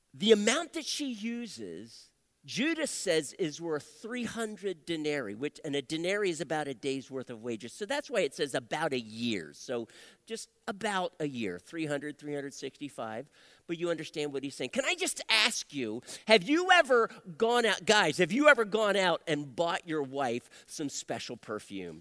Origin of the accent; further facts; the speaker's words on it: Wilmington, Delaware, United States; moved away as an adult; also born or lived in Phoenix, Arizona; I was born and raised in Wilmington, Delaware